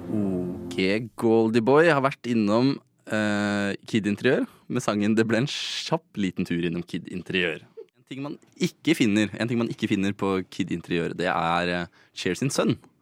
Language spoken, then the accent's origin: Norwegian; Mysen, Østfold, Norway; now in Oslo, Norway; fra Mysen, der jeg er fra